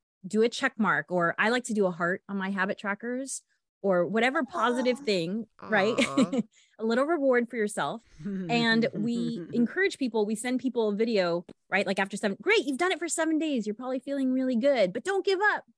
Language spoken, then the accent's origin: English; Los Angeles, California, United States; I'm from Los Angeles